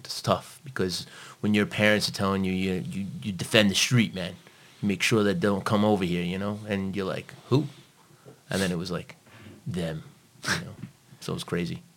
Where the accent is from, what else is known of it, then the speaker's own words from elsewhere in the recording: New York City, New York, United States; accent: American; also born or lived in Long Island; now in Malta; I was born and raised in, in Brooklyn, but I also floated into uh, Long Island as well.